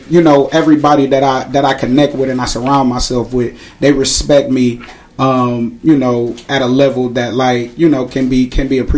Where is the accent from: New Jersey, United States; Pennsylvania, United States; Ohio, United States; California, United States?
Ohio, United States; Cleveland; So I grew up on 141st in St. Clair my whole life